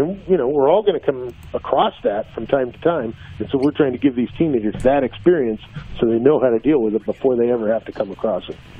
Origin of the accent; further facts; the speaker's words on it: Southern California, United States; growing up in Southern California